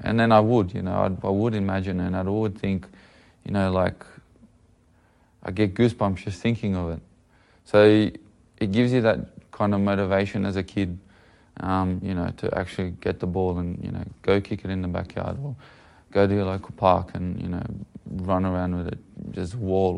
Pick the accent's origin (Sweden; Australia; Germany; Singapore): Australia; Sydney, New South Wales; we're living probably out west from Sydney. A good maybe half an hour to an hour away, um, from the centre of the city